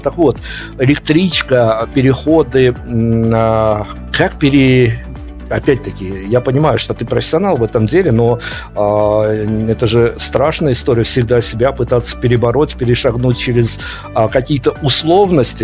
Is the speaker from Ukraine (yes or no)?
no; Belarus; На примере Беларуси все-таки мы белорусы